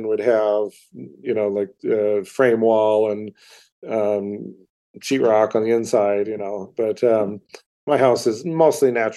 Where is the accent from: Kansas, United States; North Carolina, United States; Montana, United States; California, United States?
Montana, United States; growing up in Montana